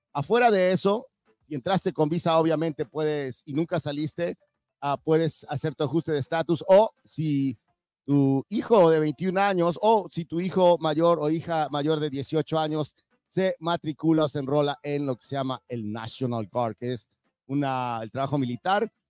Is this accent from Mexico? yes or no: yes; Mexico; now in United States; yo soy de México, llegué caminando